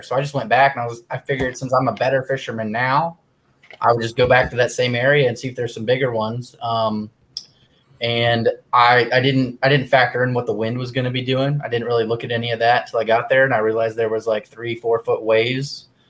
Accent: Dayton, Ohio, United States; also born or lived in Plattsburgh, New York; now in Columbus, United States; I'm from Ohio, uh, Dayton originally. I'm in Columbus

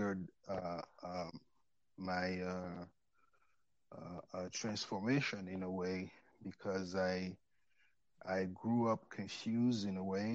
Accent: Cameroon; moved away as an adult; also born or lived in France / St. Louis, Missouri, United States; now in United States; I'm from Cameroon

